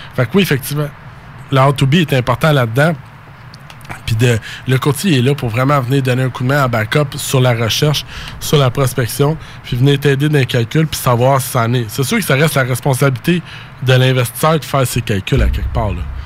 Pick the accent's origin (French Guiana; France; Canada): Canada; Saint-Jean-sur-Richelieu, Quebec; je viens de Saint-Jean-sur-Richelieu